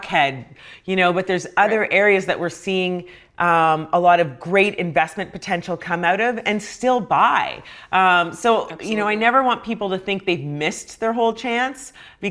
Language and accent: English; Canada; I'm Canadian